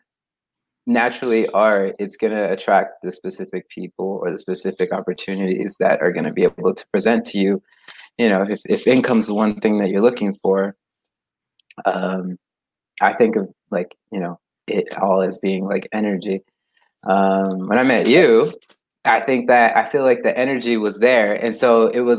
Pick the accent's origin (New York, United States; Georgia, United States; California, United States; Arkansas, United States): California, United States; Costa Mesa; It's in Orange County, California